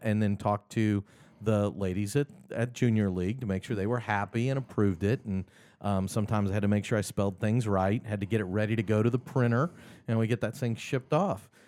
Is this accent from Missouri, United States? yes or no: yes; Kansas City, Missouri, United States; now in Augusta, United States; I grew up in Kansas City